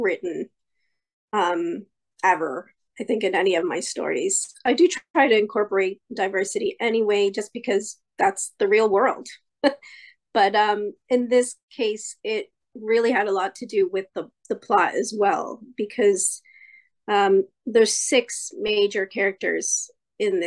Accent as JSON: {"language": "English", "country": "Canada", "tie": "born or raised there", "also_born_or_lived": "Santiago, Chile", "said": "live in Ontario, Canada, but I was born in Santiago, Chile. My family immigrated to Canada in 1976, so we've been here a while. We did go back for a little bit in the mid-80s, but mostly I've been raised in Canada"}